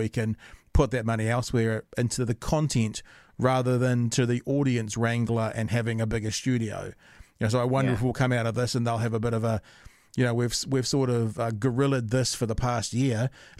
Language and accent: English; Ireland; I'm not Maori at all. I make that clear every time. You can tell that I'm Irish by the ridiculous ginger beard and the kind of pale blue skin.